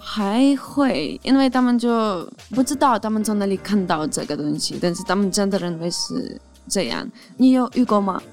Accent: Ukraine; Chinese is a second language; moved away as an adult; now in Taiwan; 我从小到大，从来没看过有外国人来乌克兰，因为乌克兰只有一个民族

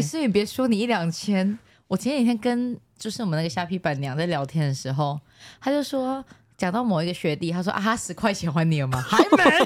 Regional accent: Taiwan; accent: Taiwanese Mandarin; 我最近台湾国语很严重啦

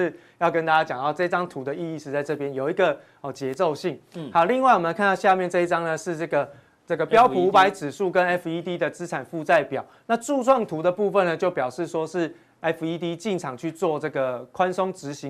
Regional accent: Taiwan; 这也跟我们台湾人操作的习性很像哦

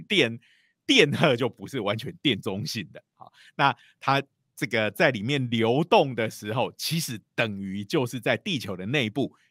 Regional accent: Taiwan; 如果用我们台湾人的讲法，就是说你要看农历就对了啦

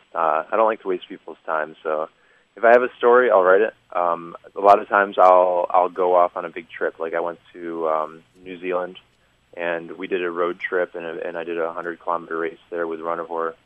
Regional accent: United States; now in Taiwan; I'm Polish, um, but I'm from America, and I'm here living in Taiwan

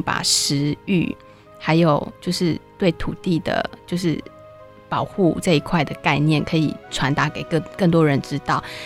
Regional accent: Taiwan; 其实我们就是台湾

